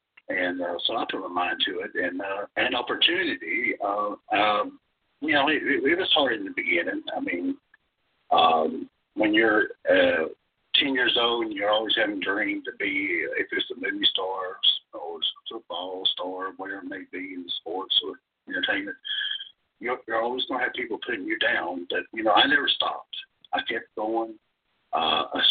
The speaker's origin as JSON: {"language": "English", "region": "Eastern Kentucky", "country": "United States", "tie": "born or raised there", "said": "I lived in Eastern Kentucky"}